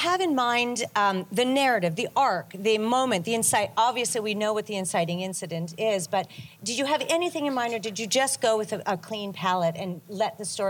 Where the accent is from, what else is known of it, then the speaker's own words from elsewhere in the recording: Winnipeg, Manitoba, Canada; my hometown, Winnipeg